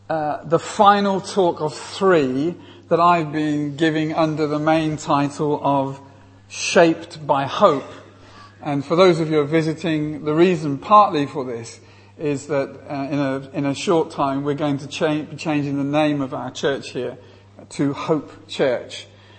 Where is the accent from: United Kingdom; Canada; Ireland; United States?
United Kingdom; England; I come all the way from England to speak to you